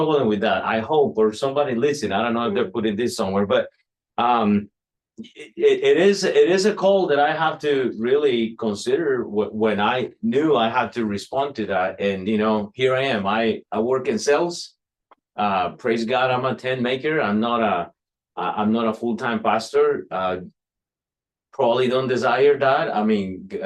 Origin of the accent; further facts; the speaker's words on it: Costa Rica; now in United States; I'm from Costa Rica.